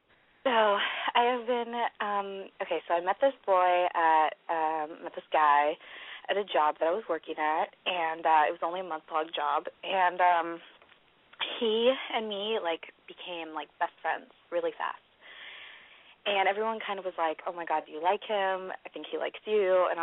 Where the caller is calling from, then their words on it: California, United States; I am from the Bay Area, and I'm 21.